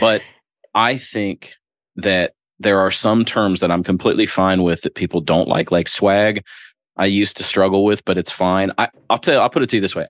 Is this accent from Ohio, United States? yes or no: yes; Springfield, Ohio, United States; moved away as an adult; also born or lived in Louisville, Kentucky; now in Crestwood, United States; I was born and raised in Springfield, Ohio.